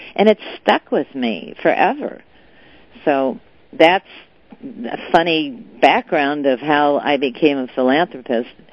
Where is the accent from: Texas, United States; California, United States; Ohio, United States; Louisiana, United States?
California, United States; Southern; also born or lived in China; I was born in Southern California, raised in Southern California, a product of uh, the public high schools and even public university.